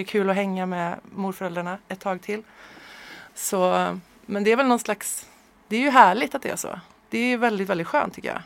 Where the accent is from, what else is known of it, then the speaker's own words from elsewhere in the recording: Sweden; also born or lived in Örebro / Strömstad / Hammarö, Värmland; now in Stockholm, Sweden; Jag är född i Örebro faktiskt. Men ja. jag är verkligen inte uppväxt där. Jag, vet det, jag är uppväxt i Strömstad på västkusten och i, på Hammarö utanför Karlstad.